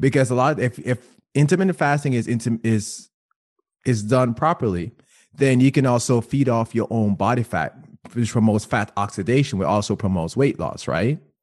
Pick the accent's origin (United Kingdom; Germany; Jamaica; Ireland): Jamaica; now in United States; I grew up in Jamaica